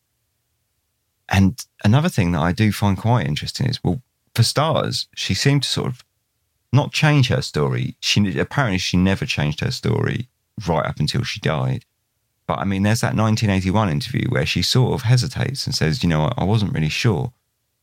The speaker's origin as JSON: {"language": "English", "town": "Newhaven", "region": "South East England", "country": "United Kingdom", "tie": "born or raised there", "moved": "yes", "said": "I was born in New Haven. I grew up, spent 19 years there, and I lived about a few hundred yards from where the car was found."}